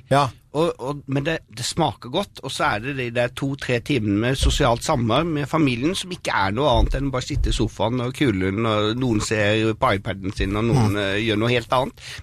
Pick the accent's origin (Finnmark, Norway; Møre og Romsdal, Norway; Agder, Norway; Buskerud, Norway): Agder, Norway; Arendal; for de bodde i Arendal, og jeg kom fra Arendal.